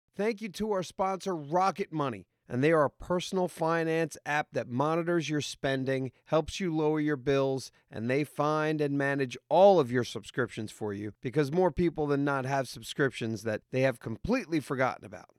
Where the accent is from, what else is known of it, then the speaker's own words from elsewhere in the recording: New York, United States; I'm from New York